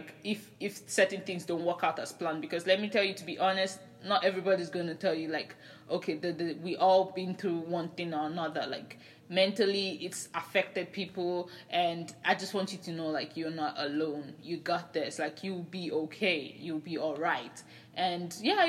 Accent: Nigeria; I'm Nigerian.

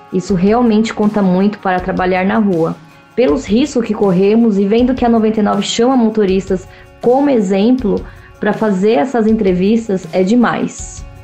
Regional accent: São Paulo, Brazil; sou motorista parceira da 99 há 4 anos e sou aqui de São Paulo.

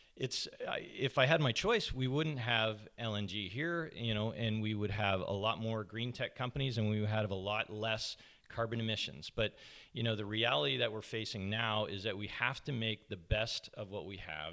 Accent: Toronto, Ontario, Canada; moved away as an adult; now in Squamish, Canada; I grew up in Scarborough, uh, just outside, on the outskirts of Toronto

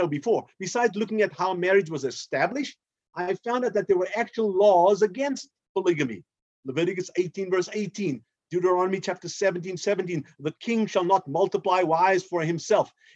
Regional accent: South Africa; I'm an African, born and raised in South Africa

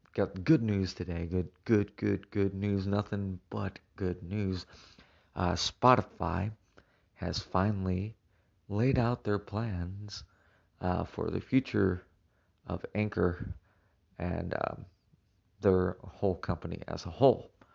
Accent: Illinois, United States; moved away; happens to be my home state where I was born, I don't currently live there

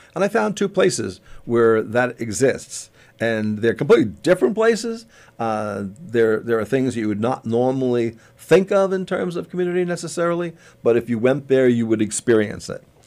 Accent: Long Island, New York, United States; I grew up on Long Island. I grew up near the beaches of Long Island

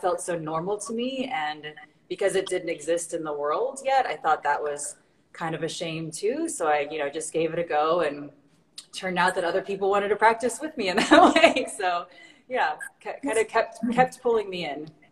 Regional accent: Illinois, United States; I'm from a tiny little town in, you know, I guess how we say the middle of nowhere in, in Illinois, really south of Chicago.

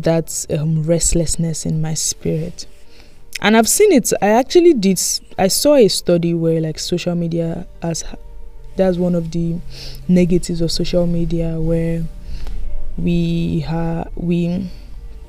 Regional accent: Nigeria; moved away; back home, you know, because I'm from Nigeria.

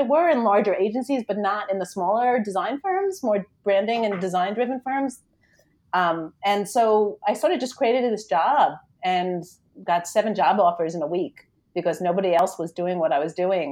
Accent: New York, United States; I'm from New York, if you can't hear from the lovely accent I have

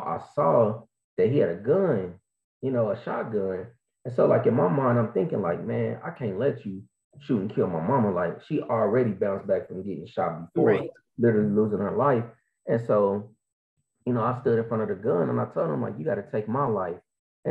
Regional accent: Kansas City, Missouri, United States; I am from Kansas City, Missouri, Show Me State.

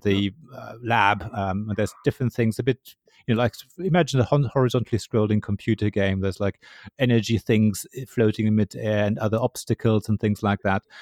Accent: Berlin, Germany; I come from Berlin

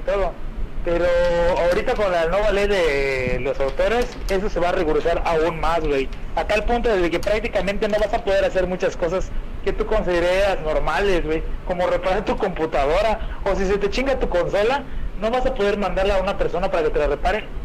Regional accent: Mexico; aquí en México nosotros

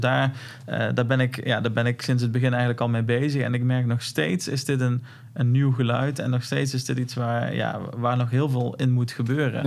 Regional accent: North Brabant, Netherlands; accent: Brabants; ik heb een Brabants accent

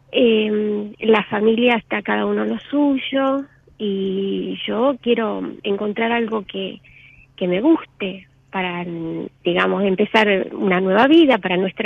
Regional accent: Santa Fe, Argentina; de Santa Fe Capital.

